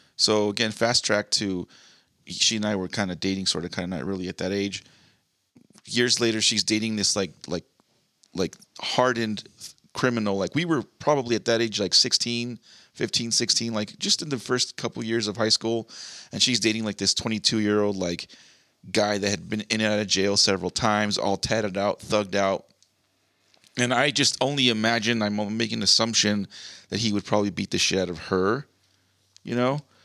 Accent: Montebello, California, United States; also born or lived in Whittier; Montebello, like the, the city I grew up in, I was born in Whittier, but the mo, the city I kind of was raised mostly

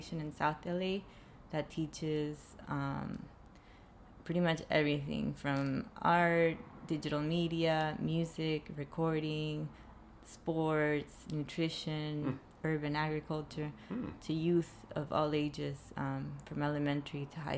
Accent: Panama; now in Los Angeles, United States; I'm from Panama, and it's always hot

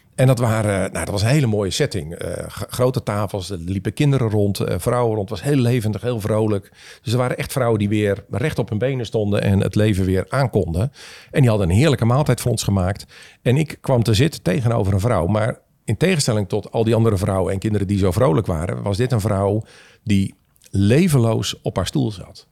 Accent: Leeuwarden, Friesland, Netherlands; moved away; also born or lived in Lisse; mijn vader werd voorganger in Leeuwarden

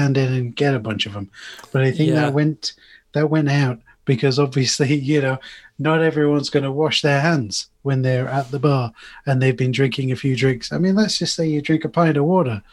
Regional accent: United Kingdom; this is a hometown in the UK

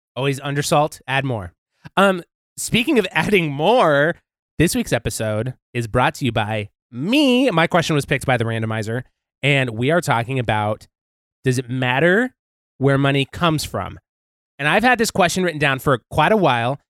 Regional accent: Montana, United States; I'm from Montana

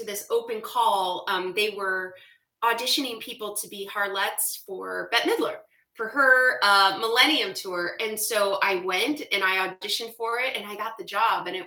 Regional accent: Los Angeles, California, United States; moved away as an adult; because I'm from California.

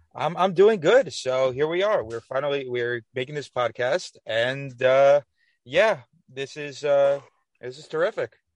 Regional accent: Westchester, New York, United States; I'm from Westchester, New York

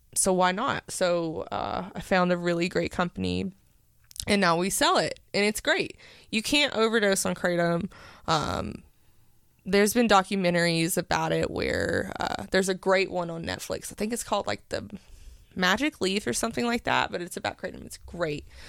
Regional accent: Powell, Tennessee, United States; I grew up in Powell my whole life

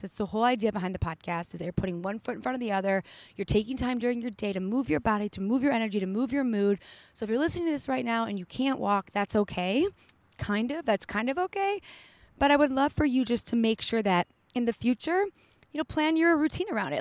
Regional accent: Detroit, Michigan, United States; also born or lived in Colorado; now in California, United States; I'm from Detroit. I lived in Colorado for a few years

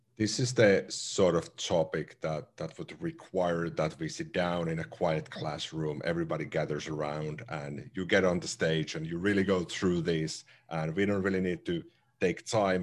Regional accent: Finland; first language Finnish; English is a second language; Finnish, my native language

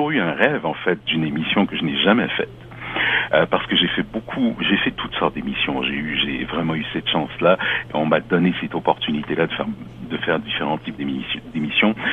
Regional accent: Canada; also born or lived in France / Africa; now in Toronto, Canada; moi je suis né en France, j'ai grandi en Afrique, au Québec, dans l'Ouest canadien.

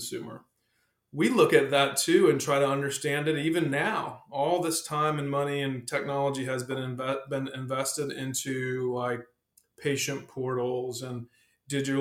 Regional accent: South Carolina, United States; also born or lived in Texas / Charlotte area; now in Charlotte, United States; I'm actually originally from South Carolina

